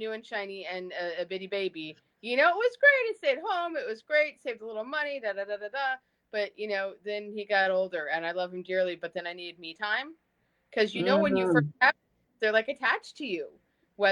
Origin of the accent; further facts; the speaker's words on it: New Jersey, United States; I grew up in South Jersey